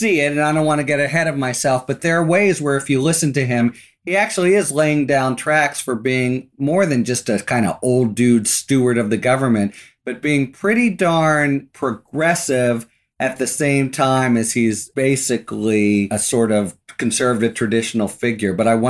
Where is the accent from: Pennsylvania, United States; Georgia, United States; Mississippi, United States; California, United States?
Pennsylvania, United States; I'm from Western Pennsylvania. I love that moment.